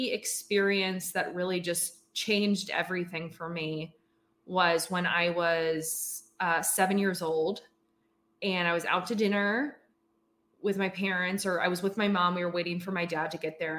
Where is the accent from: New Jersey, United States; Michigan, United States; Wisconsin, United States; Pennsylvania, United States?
Pennsylvania, United States; Philadelphia suburbs; I grew up in the Philadelphia suburbs